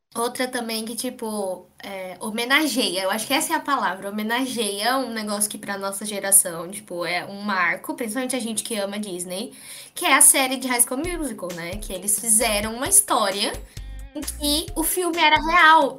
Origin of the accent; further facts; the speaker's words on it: Brazil; E eu nem sou do Pacífico, eu sou brasileira